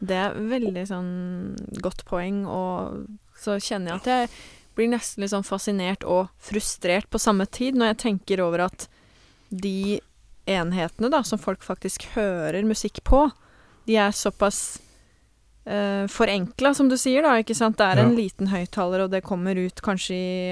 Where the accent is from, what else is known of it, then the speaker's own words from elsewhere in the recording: Porsgrunn, Vestfold og Telemark, Norway; jeg er fra Porsgrunnsområdet